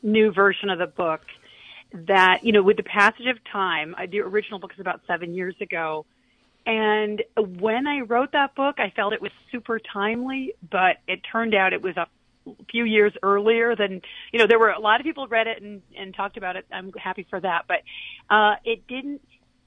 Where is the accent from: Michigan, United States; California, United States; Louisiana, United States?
Michigan, United States; Kalamazoo; moved away; my hometown, Kalamazoo, Michigan